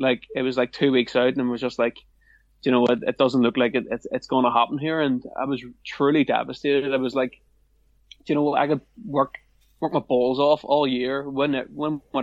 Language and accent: English; Northern Ireland, United Kingdom; I am from Northern Ireland